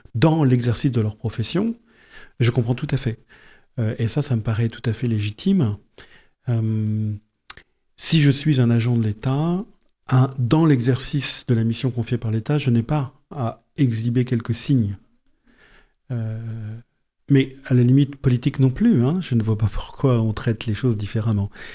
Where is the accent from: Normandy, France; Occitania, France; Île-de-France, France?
Île-de-France, France; Yvelines; moved away as an adult; also born or lived in Amiens; now in Pas-de-Calais, France; je viens des Yvelines